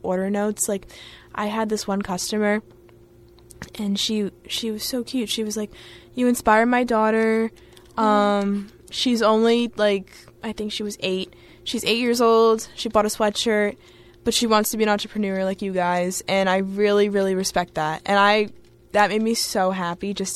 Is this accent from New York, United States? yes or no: yes; Long Island, New York, United States; I'm from New York. And I'm from Long Island, but I'm 15 minutes away from the city